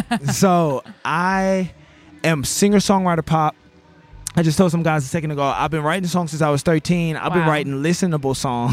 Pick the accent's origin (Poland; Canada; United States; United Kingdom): United States; Baton Rouge, Louisiana; I'm from Baton Rouge as well.